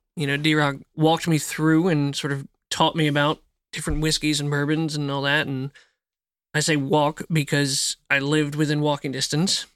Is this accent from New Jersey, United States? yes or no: yes; outside of Philadelphia, New Jersey, United States; moved away as an adult; now in Tennessee, United States; I grew up in Jersey